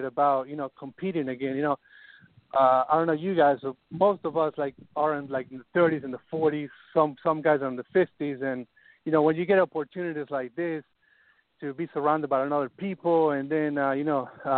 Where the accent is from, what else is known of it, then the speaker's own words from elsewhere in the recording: Argentina; also born or lived in Hallandale, Florida; now in Florida, United States; I'm from Argentina, and we don't have the same fishery that is down here